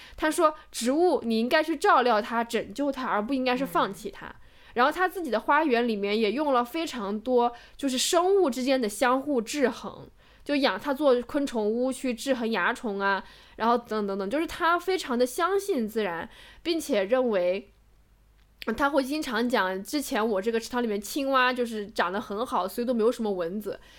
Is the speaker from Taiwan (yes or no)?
no; Macau; 我是在澳门成长成年的嘛